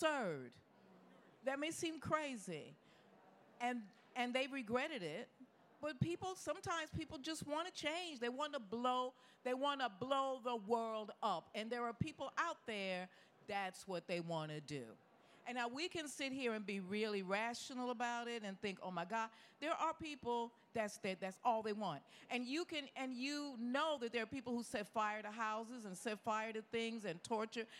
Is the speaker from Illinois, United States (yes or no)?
yes; Chicago, Illinois, United States; moved away; also born or lived in New York; I grew up in Chicago, I lived in New York